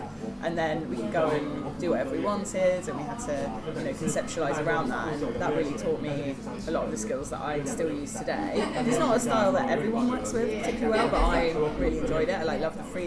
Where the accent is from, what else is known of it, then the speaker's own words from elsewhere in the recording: Lincolnshire, East Midlands, United Kingdom; I grew up in Lincolnshire